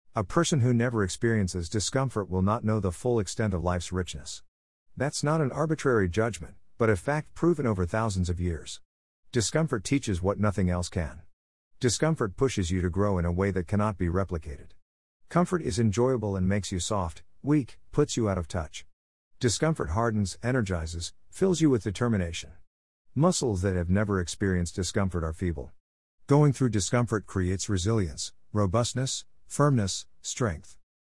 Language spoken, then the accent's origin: English; Luapula Province, Zambia; growing up in Luapula province of the Republic of Zambia